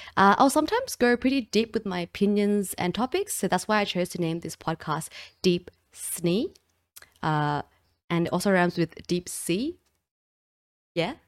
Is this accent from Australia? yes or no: yes; Australia; accent: Australian; I'm also from Australia, if you couldn't recognize the accent.